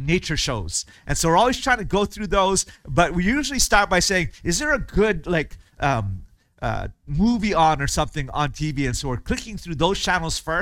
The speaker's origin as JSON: {"language": "English", "region": "Hawaii", "country": "United States", "tie": "born or raised there", "moved": "as an adult", "said": "in Hawaii where I grew up and our church there"}